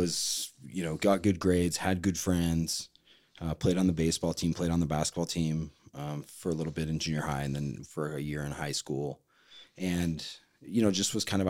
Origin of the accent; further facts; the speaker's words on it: Orem, Utah, United States; So I'm from Orem, Utah.